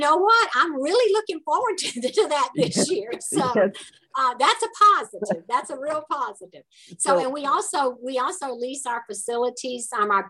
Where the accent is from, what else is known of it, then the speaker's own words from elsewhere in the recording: Southern US, United States; accent: southern; probably may get a little snippet of it when they hear me talking, because I get a little bit from my southern accent here.